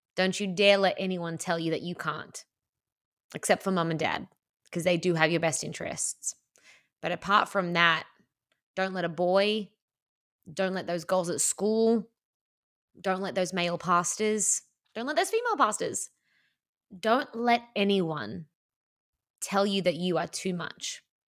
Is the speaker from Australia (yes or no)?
yes; Australia; I'm Australian